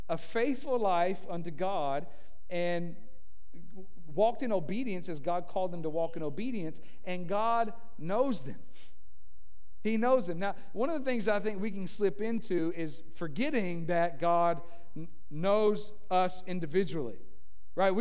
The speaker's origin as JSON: {"language": "English", "region": "Tennessee", "country": "United States", "moved": "yes", "said": "we're from Tennessee"}